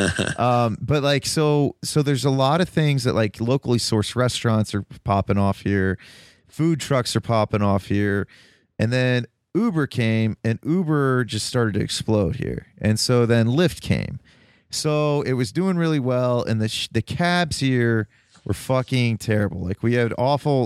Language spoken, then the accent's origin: English; Toledo, Ohio, United States; now in Columbus, United States; I'm originally from Toledo.